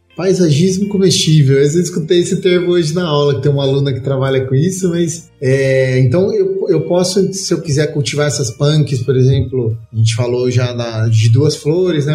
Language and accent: Portuguese; São Paulo, Brazil; moved away; also born or lived in Minas Gerais; eu sou paulista